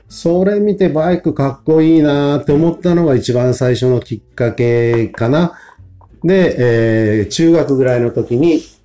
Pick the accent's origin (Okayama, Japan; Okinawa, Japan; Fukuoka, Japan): Fukuoka, Japan; Kotake; 自分がもう生まれ育ったの小竹なので